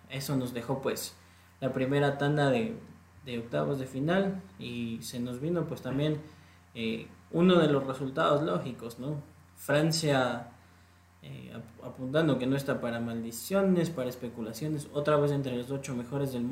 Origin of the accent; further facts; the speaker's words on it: Ecuador; creo que demostró lo que para nosotros como selección ecuatoriana de fútbol nos falta ante Senegal